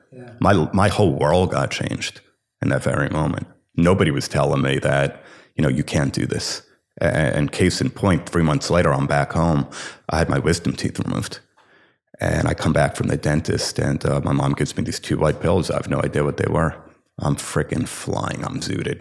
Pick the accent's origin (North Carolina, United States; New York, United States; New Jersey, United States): New Jersey, United States; Livingston; I grew up in Livingston, New Jersey